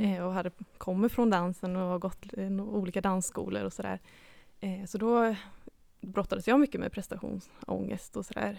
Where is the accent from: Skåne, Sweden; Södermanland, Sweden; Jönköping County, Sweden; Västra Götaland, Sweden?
Jönköping County, Sweden; Habo; moved away as an adult; now in Gothenburg, Sweden; jag kommer ju då från Habo eh, utanför Jönköping